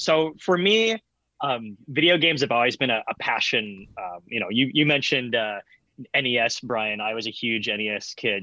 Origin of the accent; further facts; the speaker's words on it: Michigan, United States; also born or lived in Grand Rapids, Michigan / Saline, Michigan; We both lived in Michigan at the time. I moved from Grand Rapids to a place called Saline, Michigan